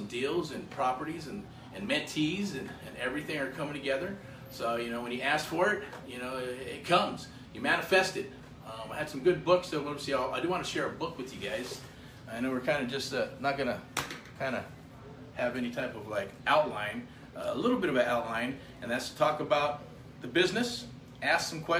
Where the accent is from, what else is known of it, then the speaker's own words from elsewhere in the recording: United States; As American as apple pie